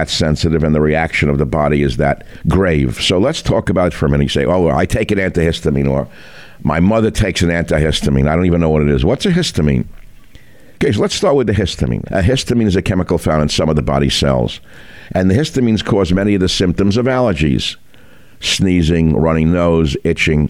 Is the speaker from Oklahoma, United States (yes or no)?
no; San Francisco, California, United States; my hometown